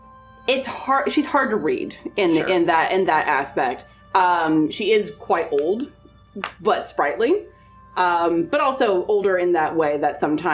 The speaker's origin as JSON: {"language": "English", "region": "Alaska", "country": "United States", "said": "Most people assume I am Canadian. So, we... I'm from Alaska."}